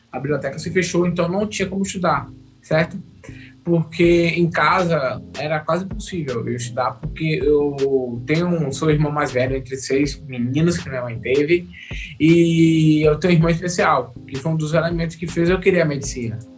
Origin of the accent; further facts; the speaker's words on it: Bahia, Brazil; tenho 26 anos, sou aqui da Bahia. Atualmente eu resido em Feliz Santana